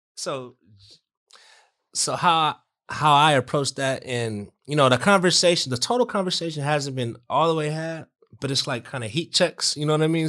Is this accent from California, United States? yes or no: yes; Southern California, United States; we're from SoCal